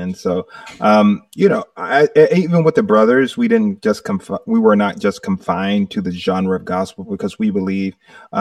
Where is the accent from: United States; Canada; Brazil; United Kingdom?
United States; Manchester, Georgia; I'm originally from a little town called Manchester, Georgia. I'm one of eight children, five boys, three girls, and I'm in the middle. And we grew up doing music in the backyard